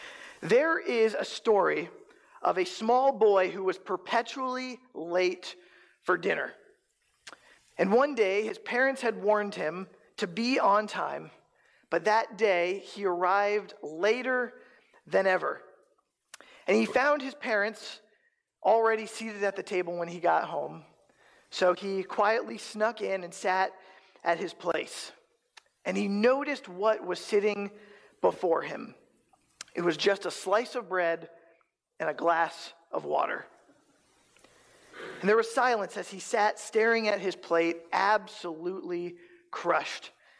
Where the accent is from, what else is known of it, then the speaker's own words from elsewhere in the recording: East Coast, United States; now in Council Bluffs, United States; I'm originally from the East Coast, and I moved to Omaha for a year